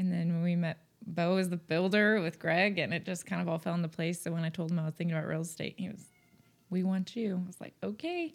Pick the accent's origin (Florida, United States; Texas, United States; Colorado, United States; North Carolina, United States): Texas, United States; North; moved away as an adult; also born or lived in Conroe, Texas / The Woodlands, Texas; now in Oklahoma, United States; we're both from North Texas